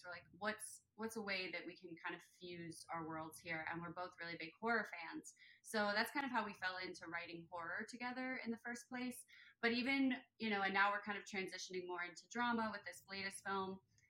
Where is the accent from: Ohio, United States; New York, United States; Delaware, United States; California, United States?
Delaware, United States; Philadelphia. Oh, okay, I'm from Delaware.